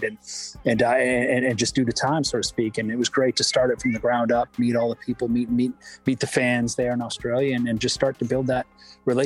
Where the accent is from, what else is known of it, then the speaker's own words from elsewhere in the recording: Michigan, United States; I'm from Michigan, so Eastern time zone.